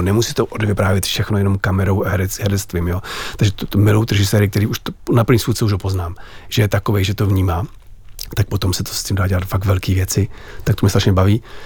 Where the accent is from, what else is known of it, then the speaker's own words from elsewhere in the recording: Czechia; jsem Čech, miluju Čechy, žiju tady